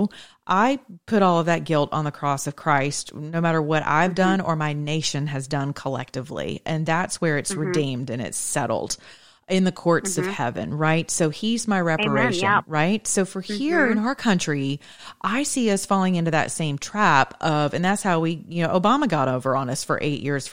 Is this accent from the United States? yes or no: yes; the South, United States; I'm Southern and I'm American